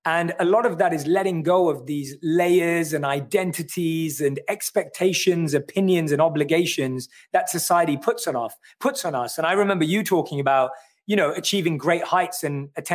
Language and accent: English; London, United Kingdom; I'm born and raised in London. I grew up in North London